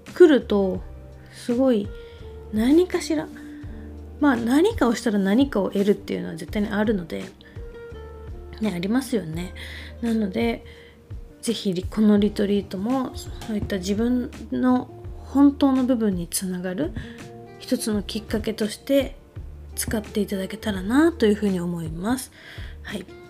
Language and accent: Japanese; Niigata, Japan; 私の地元の新潟